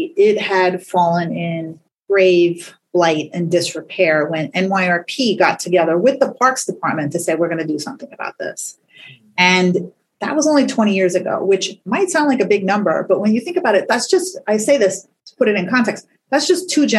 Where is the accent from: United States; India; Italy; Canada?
United States; New York City, New York; I grew up in Staten Island